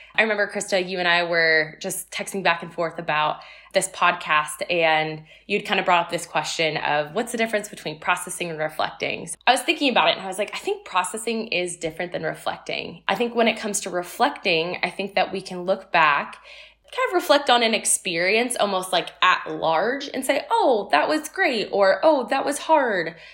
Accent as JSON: {"language": "English", "town": "Tustin", "region": "California", "country": "United States", "tie": "born or raised there", "also_born_or_lived": "Seattle", "moved": "as an adult", "said": "I was originally born and raised in Southern California in Orange County in a small town called Tustin."}